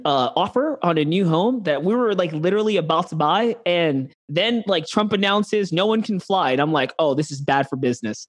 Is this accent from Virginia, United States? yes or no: no; New York City, New York, United States; now in Texas, United States; I'm from New York City. My family's from New York City